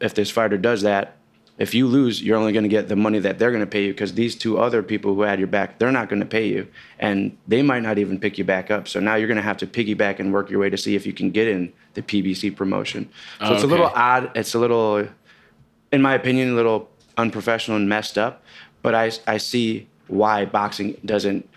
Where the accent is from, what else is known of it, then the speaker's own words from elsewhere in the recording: Chicago, Illinois, United States; I'm from Chicago